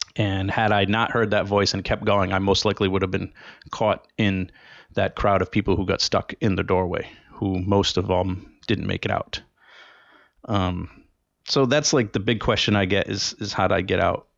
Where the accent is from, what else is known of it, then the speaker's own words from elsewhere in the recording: Rhode Island, United States; in my home state of Rhode Island. That's where I was born and where I grew up.